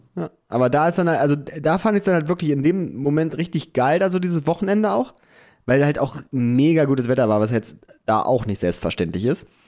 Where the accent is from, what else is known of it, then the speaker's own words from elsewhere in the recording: Clausthal-Zellerfeld, Lower Saxony, Germany; now in Hamburg, Germany; da wo wir herkommen, Klaus da Zellerfeld